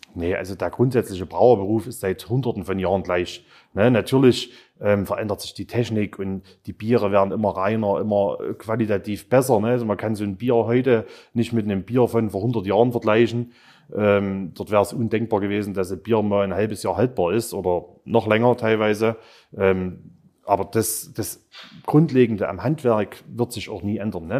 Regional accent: Zwönitz, Saxony, Germany; Zwönitz. Ähm, klar, ist mein Heimatort

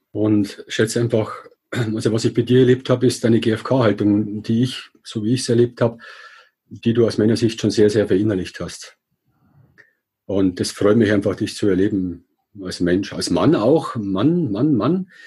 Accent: Regensburg, Bavaria, Germany; ich komme aus Regensburg

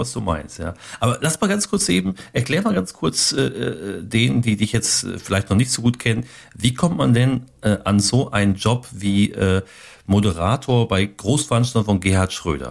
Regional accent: Ruhr area, North Rhine-Westphalia, Germany; now in Steinfurt, Germany; da bin ich ja aus dem Ruhrgebiet

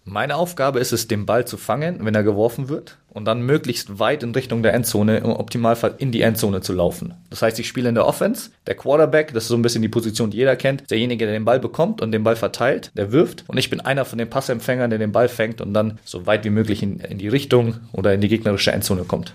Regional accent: Munich, Bavaria, Germany; moved away as an adult; also born or lived in Frankfurt; Ich komme ursprünglich aus München und bin da auch aufgewachsen

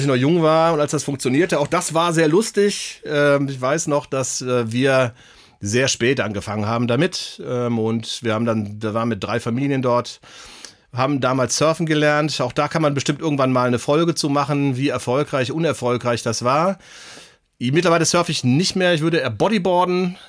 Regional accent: Bergisches Land, near Cologne, North Rhine-Westphalia, Germany; wir kommen beide aus Köln, ähm, beziehungsweise Andi direkt aus Köln, ich aus der näheren Umgebung im Bergischen Land

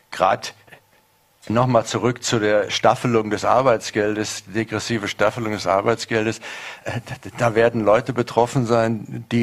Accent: North Rhine-Westphalia, Germany; Ich komme aus der Nähe des Ruhrgebietes, wo es einen großen Strukturwandel gegeben hat, der bis heute gerade noch nicht ganz überwunden ist.

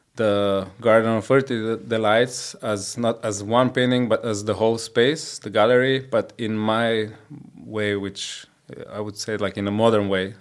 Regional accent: Koper, Slovenia; i was born in Slovenia in Koper, which is like a small town uh, at the seaside next to Trieste

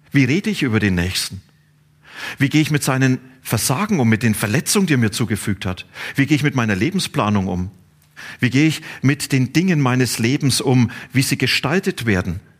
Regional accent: Bavaria, Germany; Ich komme aus Franken. Und in Franken gibt es ein Wort, das heißt Bastion.

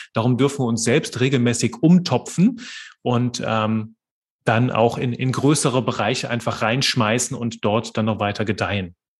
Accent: Belgium; moved away as an adult; also born or lived in Aachen, Germany / Liège, Belgium / Marburg, Germany; now in Kerpen, Germany; bin gebürtiger Belgier und wohne heute in Kerpen bei Köln.

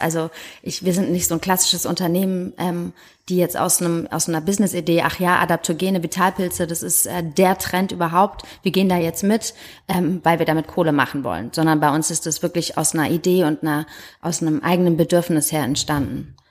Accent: Heidelberg, Baden-Württemberg, Germany; moved away as an adult; also born or lived in Hamburg; now in Berlin, Germany; ich bin in Heidelberg geboren

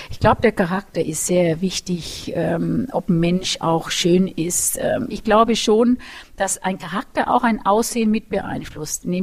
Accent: Nuremberg, Bavaria, Germany; nämlich ich bin ja aus Nürnberg und es war in Erlangen und mit dem Bus war es halt doch eineinhalb Stunden immer Hinfahrt.

